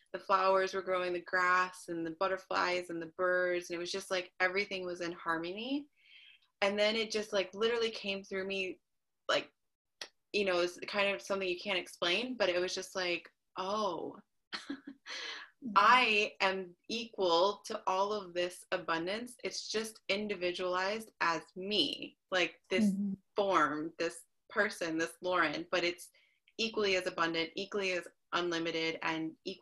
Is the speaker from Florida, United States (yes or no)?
no; Chicago, Illinois, United States; moved away as an adult; now in Boise, United States; I am originally from Chicago. So I moved here 2 years ago